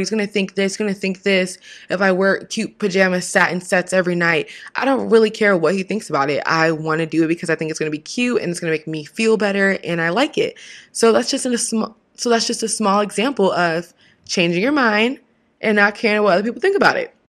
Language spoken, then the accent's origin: English; Washington, United States; now in California, United States; a teen and a Miss title holder from the same state I was raised in Washington, it's my home.